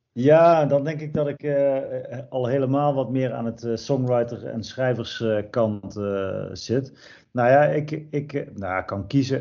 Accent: Erp, North Brabant, Netherlands; Erp, ja, dat is het dorp waar ik ben geboren en opgegroeid

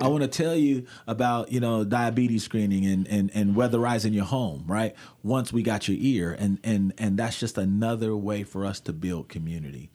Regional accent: Portland, Oregon, United States; I grew up in Portland when we had K B M S.

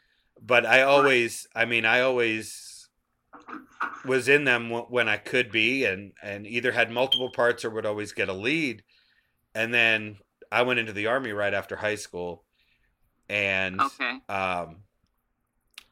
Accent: Taunton, Massachusetts, United States; now in Georgia, United States; I'm in Georgia now, but I grew up in Massachusetts. And in Taunton, Massachusetts

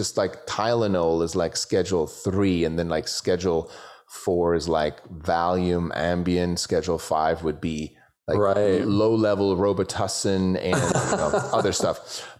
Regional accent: Switzerland; I grew up in Switzerland

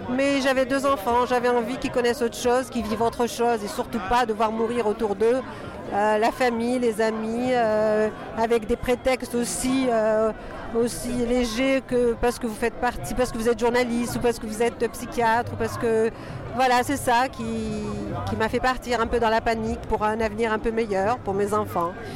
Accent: Algeria; now in France; je suis algérienne

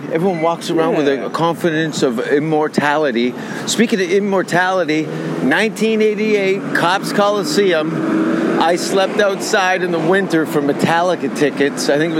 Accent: Hamilton, Ontario, Canada; born or raised there

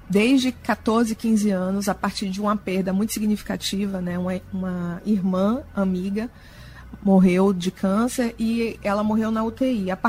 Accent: Salvador, Bahia, Brazil; moved away as an adult; E vim de Salvador muito jovem, eu tinha só 24 anos, e acabei aportando aqui e me apaixonando por essa cultura.

